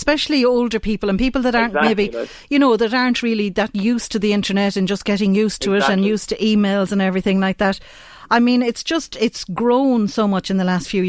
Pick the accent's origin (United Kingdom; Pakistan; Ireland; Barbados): Ireland; Galway, Connacht; accent: West of Ireland; I put on the thickest West of Ireland accent, because I'm from Galway, that you could ever imagine.